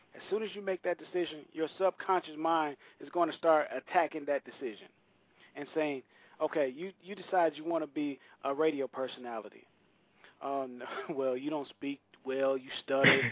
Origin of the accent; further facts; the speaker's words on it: Saginaw, Michigan, United States; now in Nashville, United States; I grew up in Saginaw, Michigan